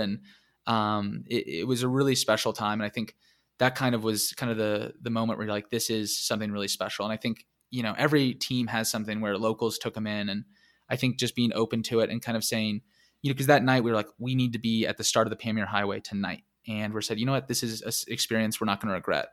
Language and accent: English; United States; being American